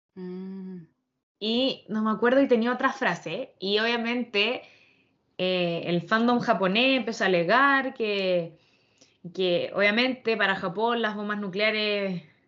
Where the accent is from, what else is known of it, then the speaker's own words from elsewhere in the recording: Chile; como artistas chilenos